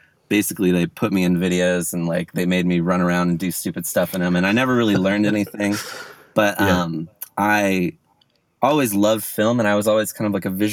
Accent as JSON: {"language": "English", "area": "Orange County", "region": "California", "country": "United States", "tie": "born or raised there", "said": "I'm from Orange County, which is like an hour south"}